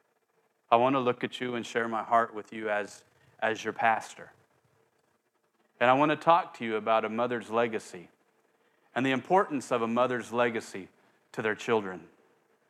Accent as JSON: {"language": "English", "region": "Oklahoma", "country": "United States", "tie": "born or raised there", "said": "where I grew up in Oklahoma"}